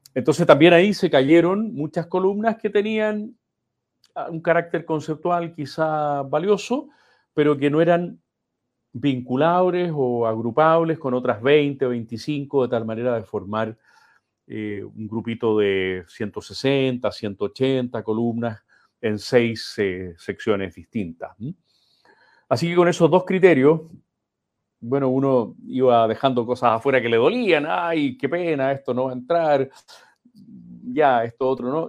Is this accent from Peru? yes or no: no; Santiago, Santiago Metropolitan Region, Chile; also born or lived in Quilpué / Santo Domingo; yo soy santiaguino, mis padres son porteños